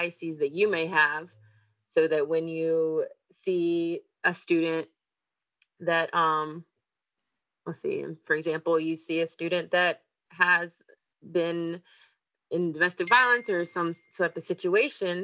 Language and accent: English; North Carolina, United States; moved away as an adult; now in Florida, United States; I'm from North Carolina. I've had North Carolina everything through all my states